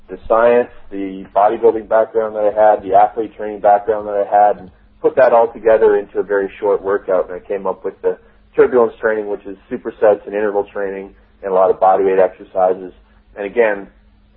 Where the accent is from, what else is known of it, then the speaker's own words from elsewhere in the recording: Canada; also born or lived in Toronto; I'm from Canada. Toronto is where I live